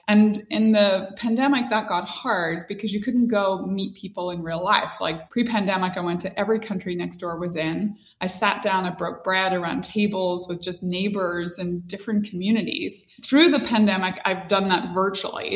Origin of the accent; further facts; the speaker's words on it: Northern Ireland, United Kingdom; moved away; growing up in Northern Ireland, very religious.